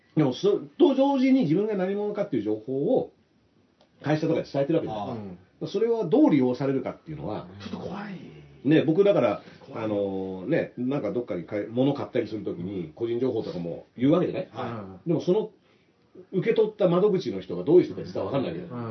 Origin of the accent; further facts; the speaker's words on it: France; フランス生まれ、父親が朝日